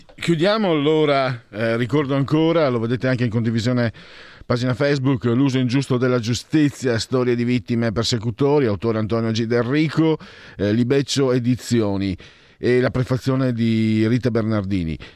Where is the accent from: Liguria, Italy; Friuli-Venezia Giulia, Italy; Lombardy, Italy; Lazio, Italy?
Friuli-Venezia Giulia, Italy; moved away; Io vengo dalla provincia del Rico, quella friulana, no? più profonda